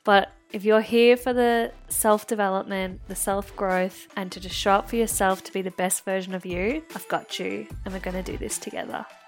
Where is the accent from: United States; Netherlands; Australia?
Australia; country Victoria; also born or lived in Melbourne; I was going between Melbourne and my hometown in country Victoria